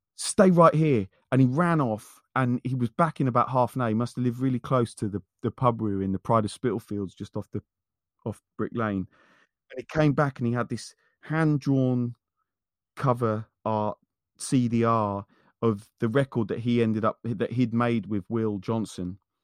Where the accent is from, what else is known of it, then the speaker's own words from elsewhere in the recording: Wendover, South East England, United Kingdom; also born or lived in North London; who I grew up with in, in Wendover, we lived on the same street. Um, uh, from the time that I moved back back here from North London